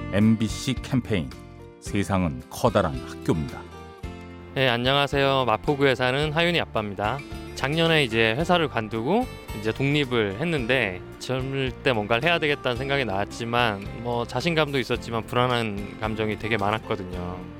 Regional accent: Gwangyang, South Jeolla, South Korea; moved away; 저는 광양에서 올라온

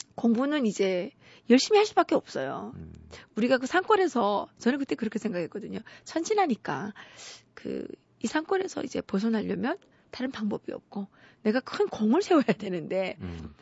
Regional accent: Pyongyang, North Korea; moved away as an adult; now in South Korea; 제가 탈북한 사람이니까

